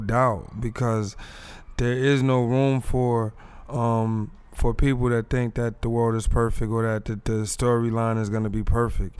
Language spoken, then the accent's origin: English; East Orange, New Jersey, United States; also born or lived in Michigan; I'm a Jersey boy. I'm from North EO